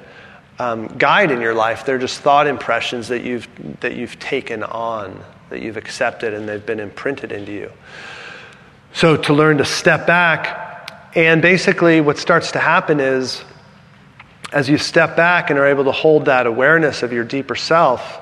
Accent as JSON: {"language": "English", "town": "San Francisco", "region": "California", "country": "United States", "tie": "born or raised there", "also_born_or_lived": "San Diego", "said": "I was raised in San Francisco"}